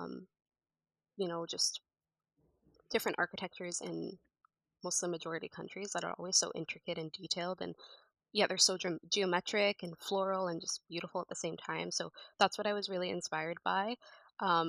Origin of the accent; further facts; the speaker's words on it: Canada; also born or lived in United States / Egypt; I've lived in Canada basically all my life